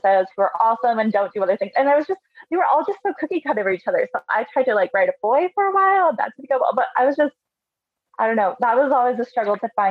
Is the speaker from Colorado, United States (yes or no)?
yes; Colorado, United States; growing up in little town Colorado